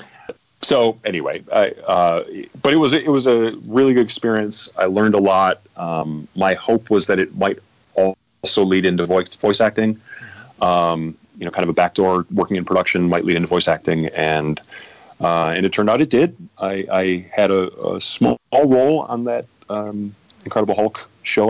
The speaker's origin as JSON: {"language": "English", "region": "Midwest", "country": "United States", "moved": "yes", "lives_now": "Los Angeles, United States", "said": "I come from the Midwest"}